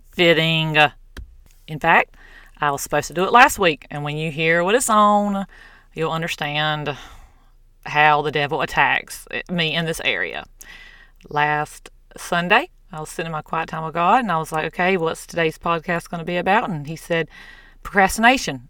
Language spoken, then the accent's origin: English; the South, United States; I'm from the South